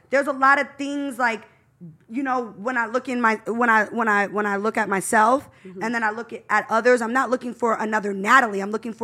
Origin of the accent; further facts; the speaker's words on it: San Francisco Bay Area, California, United States; moved away as an adult; also born or lived in Los Angeles; I'm from the Bay Area, born and raised in the Bay.